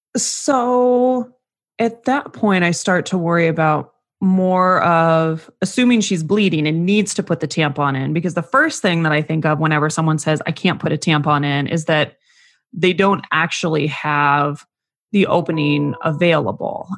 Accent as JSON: {"language": "English", "town": "Phoenix", "region": "Arizona", "country": "United States", "tie": "born or raised there", "said": "I grew up in the Phoenix area"}